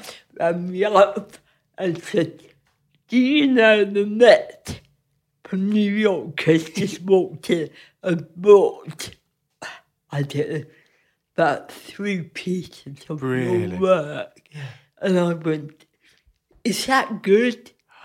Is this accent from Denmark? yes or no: no; United Kingdom; I've never been able to work totally abstract way because I'm British.